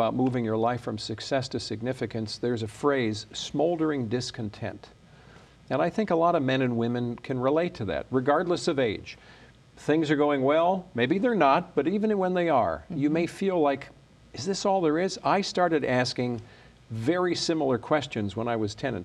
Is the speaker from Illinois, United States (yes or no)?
yes; Chicago, Illinois, United States; moved away as an adult; now in Michigan, United States; So I grew up in Chicago. Left when I was about 18, 19 years old